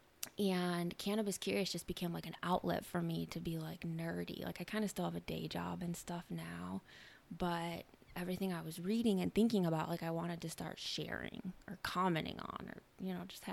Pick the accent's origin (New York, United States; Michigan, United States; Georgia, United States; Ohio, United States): Michigan, United States; moved away as an adult; also born or lived in Washington, D.C.; I was born and raised in Michigan, but I've lived all over for a while